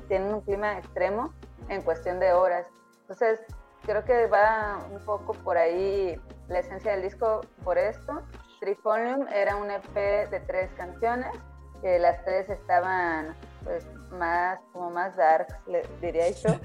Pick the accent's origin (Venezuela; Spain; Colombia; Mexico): Mexico; Tepic, Nayarit; nosotras somos acá de Tepic, Nayarit